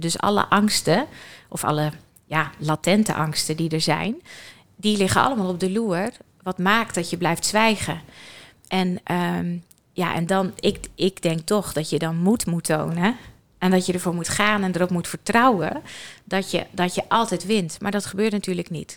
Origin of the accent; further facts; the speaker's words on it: Friesland, Netherlands; ik kom zelf uit Friesland